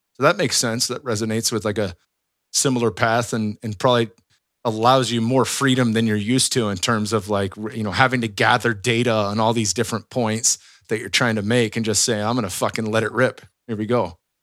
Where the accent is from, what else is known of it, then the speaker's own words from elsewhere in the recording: West Coast, United States; growing up on the West Coast